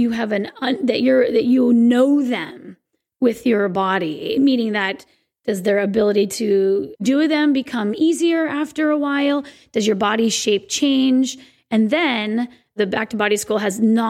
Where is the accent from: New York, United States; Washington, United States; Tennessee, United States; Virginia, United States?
Washington, United States; Sequim; my hometown of Squim, Washington